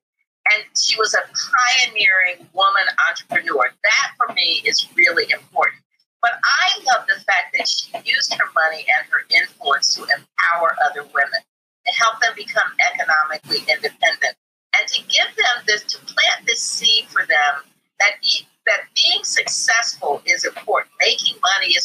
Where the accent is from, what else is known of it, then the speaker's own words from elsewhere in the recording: Indianapolis, Indiana, United States; I grew up in Indianapolis